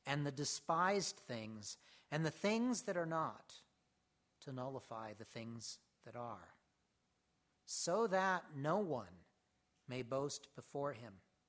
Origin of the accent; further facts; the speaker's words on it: United States; as Americans in particular, we have an innate something in us